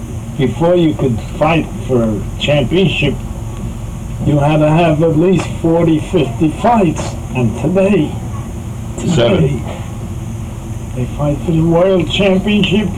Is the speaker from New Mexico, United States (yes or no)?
no; New York City, New York, United States; I was raised in Harlem. East Harlem was all a real rough